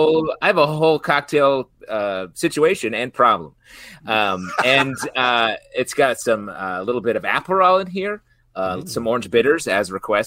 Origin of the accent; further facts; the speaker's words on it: Central Square, New York, United States; I went to high school in Central Square.